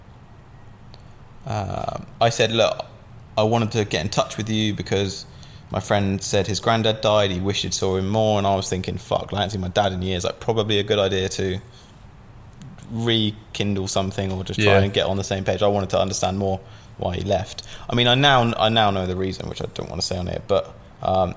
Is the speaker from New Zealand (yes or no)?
no; Southampton, South East England, United Kingdom; I'm from Southampton, and I moved to a place called Ocean Village.